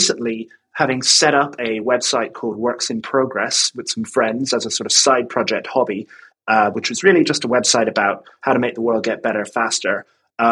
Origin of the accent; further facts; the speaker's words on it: Ireland; moved away as an adult; now in London, United Kingdom; I live in London, but I'm from Ireland. I moved here in 2009